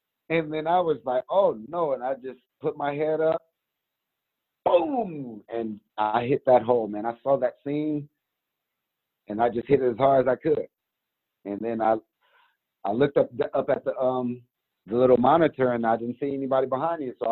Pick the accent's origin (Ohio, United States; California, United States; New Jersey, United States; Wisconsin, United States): California, United States; San Diego; I grew up born and raised in San Diego. Went to Lincoln High School